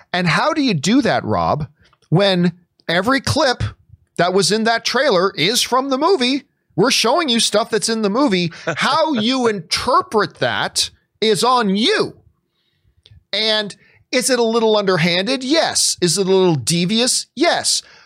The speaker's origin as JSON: {"language": "English", "country": "Canada", "said": "as a Canadian"}